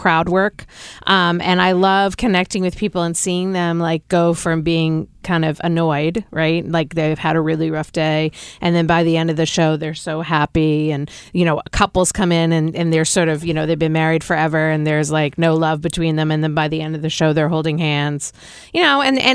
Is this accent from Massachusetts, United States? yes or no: yes; Boston, Massachusetts, United States; accent: Boston; moved away; you just heard my Boston accent